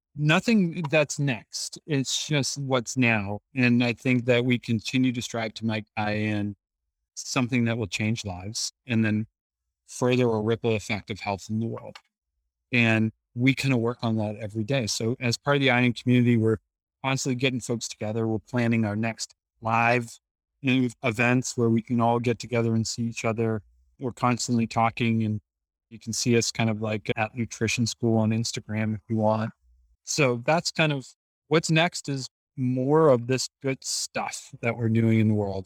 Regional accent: Boston, Massachusetts, United States; In Boston, Massachusetts

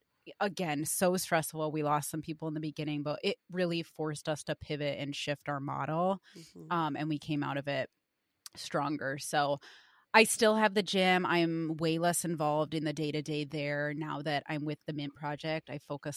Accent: Milwaukee, Wisconsin, United States; moved away as an adult; also born or lived in New Jersey / Virginia; now in Ann Arbor, United States; I was little when we kind of settled in Milwaukee, Wisconsin. Grew up there, went to college there

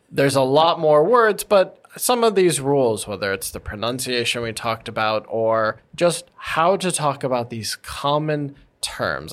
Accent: United States; as an American

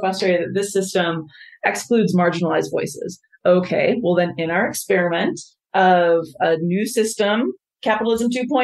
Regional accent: United States; as an American, as someone who left the country and came back

